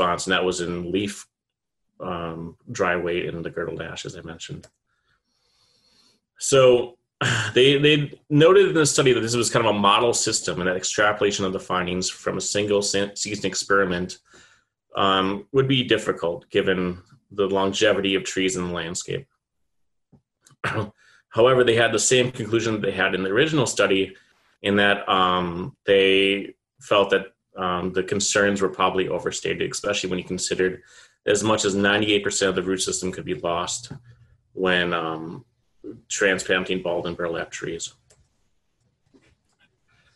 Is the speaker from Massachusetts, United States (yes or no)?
no; Manitowoc, Wisconsin, United States; moved away; Manitowoc, Wisconsin, which is along Lake Michigan, my hometown.